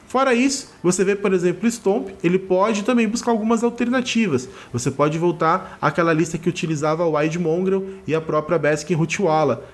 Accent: Rio de Janeiro, Brazil; now in Barueri, Brazil; sou carioca, moro em Barueri, São Paulo

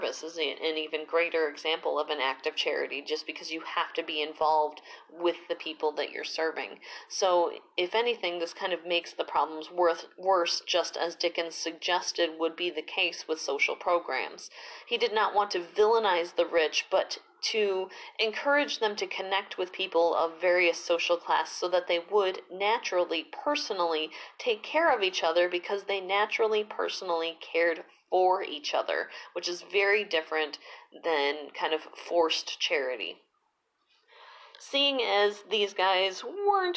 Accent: United States; me as an American

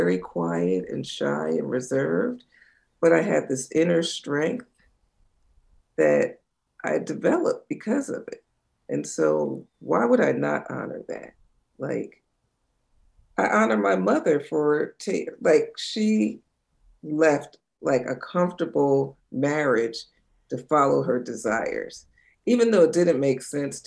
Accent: New Jersey shore, United States; I grew up in New Jersey on the shore

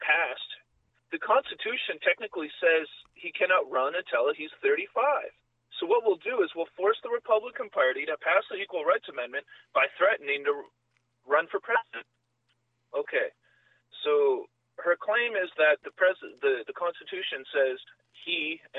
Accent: Canada; I'm a Canadian

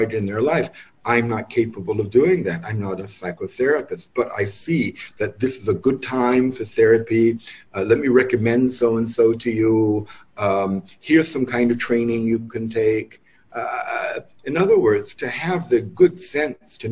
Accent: New York, United States; moved away as an adult; also born or lived in Santa Fe, New Mexico; I'm born and raised in New York, but my middle years were spent based in Santa Fe, New Mexico

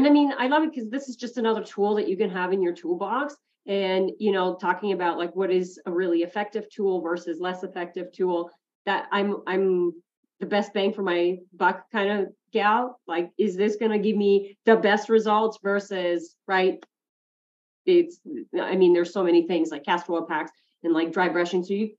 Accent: United States; is in the States, I have it as well. I'll throw a link. So I'm actually

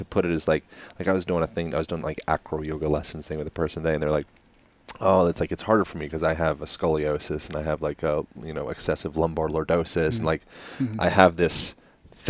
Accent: Pennsylvania, United States; I'm from Pennsylvania

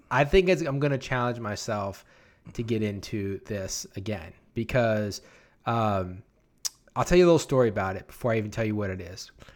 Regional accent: New Orleans, Louisiana, United States; I was from New Orleans

